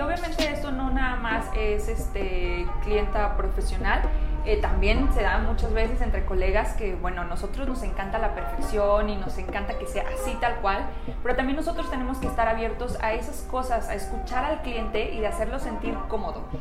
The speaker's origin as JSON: {"language": "Spanish", "region": "Michoacán", "country": "Mexico", "tie": "born or raised there", "moved": "yes", "lives_now": "Querétaro, Mexico", "said": "yo soy originaria de Michoacán, tengo aquí en Querétaro viviendo 13 años"}